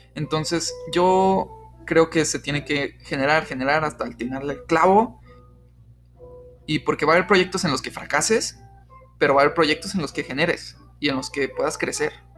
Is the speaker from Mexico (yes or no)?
yes; Mexico; somos mexicanos